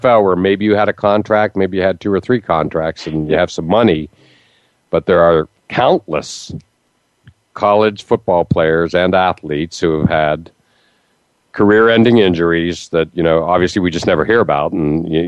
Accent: Western Pennsylvania, United States; moved away; also born or lived in West Virginia; I grew up in Western Pennsylvania, and I also worked in the coal mine region of West Virginia as a newspaper editor

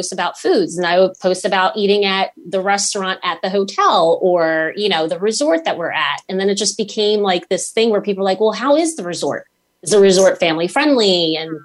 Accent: Philadelphia, Pennsylvania, United States; also born or lived in Curitiba, Brazil; I am a Northeast Philly girl through and through because I was raised here

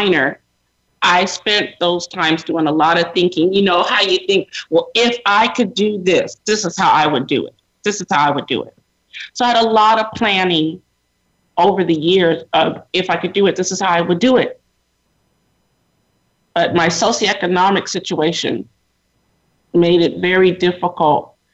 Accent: Sacramento, California, United States; I grew up predominantly in Sacramento, California

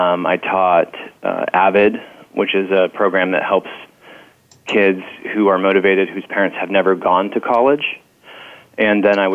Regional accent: Marin County, Northern California, United States; also born or lived in Salem, Oregon / Irvine, California; I grew up in Marin County in Northern California

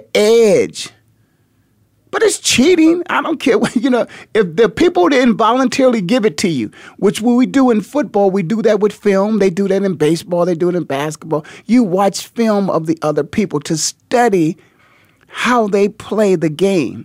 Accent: Canton, Ohio, United States; born and raised in Canton, Ohio, the Hall of Fame city

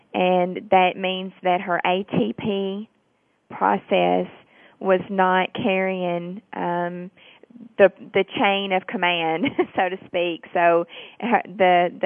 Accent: Tennessee, United States; accent: southern; I am from Tennessee

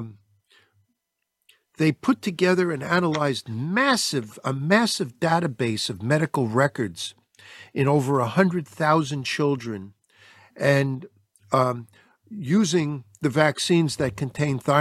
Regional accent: United States; I love being an American

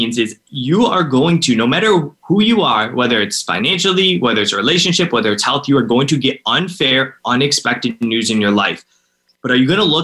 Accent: Cleveland, Ohio, United States; I'm from Cleveland, Ohio, and I'm 29 now

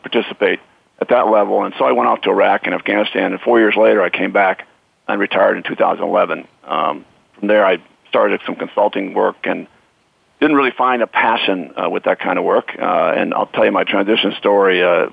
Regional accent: Iowa, United States; moved away as an adult; born and raised in Iowa

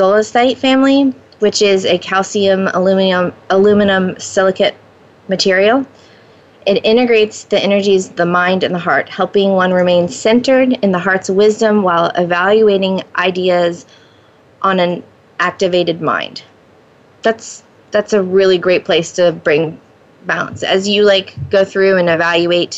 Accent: Florida, United States; moved away; Both my husband and I grew up in Florida

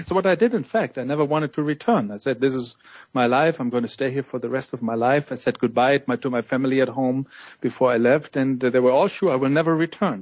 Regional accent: Munich, Bavaria, Germany; moved away; in my hometown Munich, you know, where my journey started

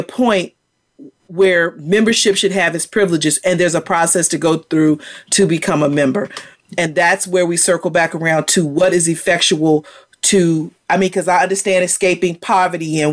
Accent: Virginia, United States; I'm from Virginia

